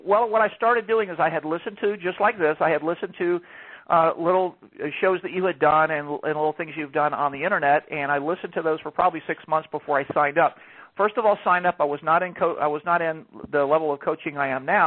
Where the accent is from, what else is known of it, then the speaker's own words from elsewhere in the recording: Atlanta, Georgia, United States; moved away as an adult; now in Palm Beach County, United States; I'm originally from Georgia. I lived all my life in Georgia in the Atlanta area, and I moved to Florida in 2007